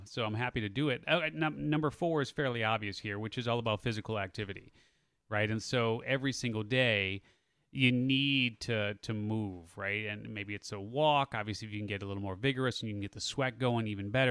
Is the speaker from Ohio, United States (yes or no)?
no; Chicago, Illinois, United States; moved away as an adult; I grew up in the Chicago area